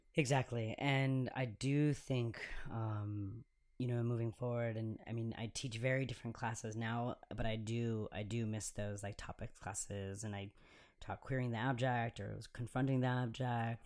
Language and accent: English; Chicago, Illinois, United States; now in Los Angeles, United States; I grew up in Humboldt Park, and also slash now called West Town in Chicago